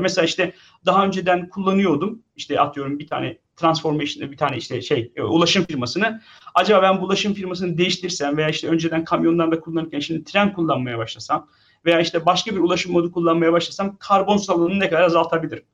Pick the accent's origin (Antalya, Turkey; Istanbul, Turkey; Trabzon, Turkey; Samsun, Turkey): Samsun, Turkey; moved away as an adult; also born or lived in Ankara, Turkey / Pittsburgh, United States / Boston, United States; now in Lincoln, United States; aslen Samsunluyum. Samsun'da doğdum büyüdüm